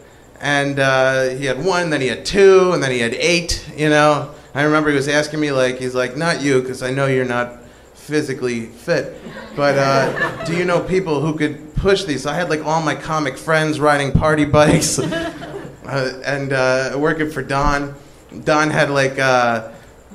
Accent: New York City, New York, United States; moved away; originally from Queens

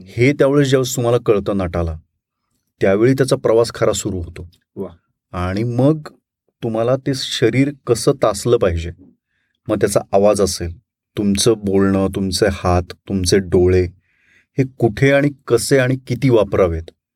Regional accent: Latur, Maharashtra, India; also born or lived in Kalamb; मी माझं सगळं बालपण सगळं लातूरमध्ये गेलं माझा जन्म कळमचा

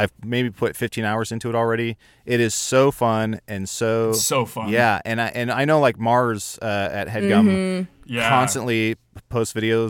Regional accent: Liverpool, North West England, United Kingdom; Well, I'm from Liverpool, and I know the song.

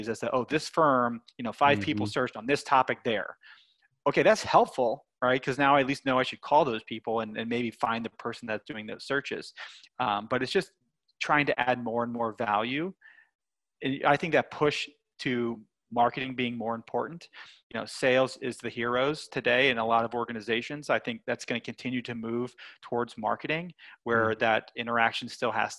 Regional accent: Lancaster, Pennsylvania, United States; I grew up in Lancaster, Pennsylvania, which is many people know as like Amish country

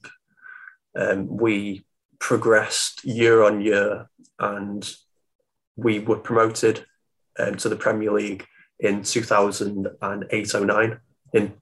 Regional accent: Stoke-on-Trent, West Midlands, United Kingdom; I'm from Stoke

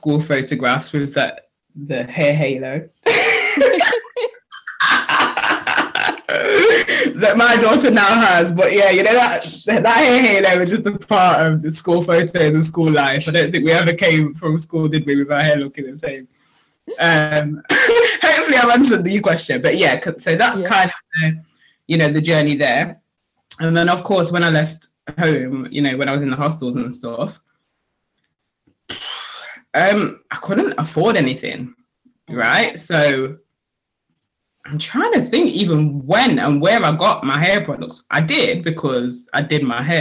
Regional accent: Nottingham, East Midlands, United Kingdom; also born or lived in Sheffield; So I'm from Sheffield originally, but we moved to Nottingham when I was 8.

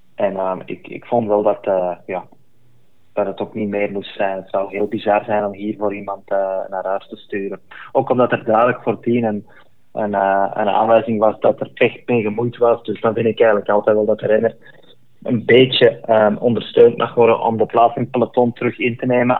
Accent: Belgium; als Belg

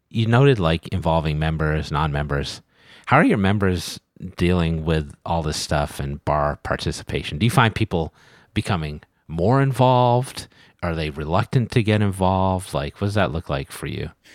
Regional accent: New England, United States; I'm from New England

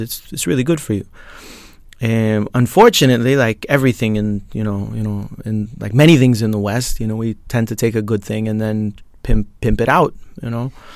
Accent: Colombia; now in Lithuania; I'm from Colombia.

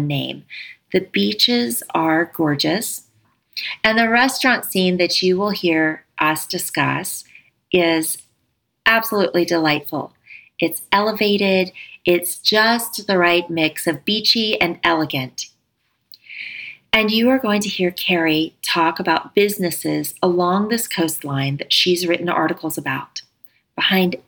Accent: Pace, Florida, United States; That's where I grew up

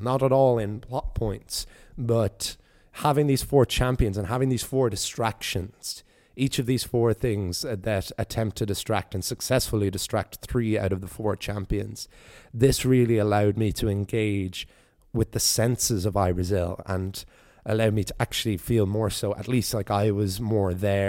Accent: East Coast, Ireland; Is it just because I'm from the East Coast that this is not a tale I had heard before of where Galway gets its name from?

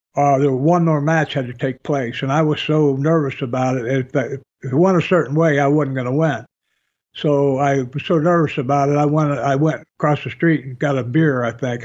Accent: Michigan, United States; moved away as an adult; I grew up in Michigan, you know, and I walked to school in seventh and eighth grade in the snow.

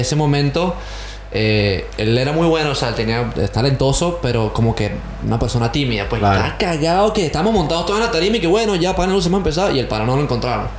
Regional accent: Caracas, Capital District, Venezuela; moved away as an adult; also born or lived in Canada; now in Australia; yo soy de Caracas

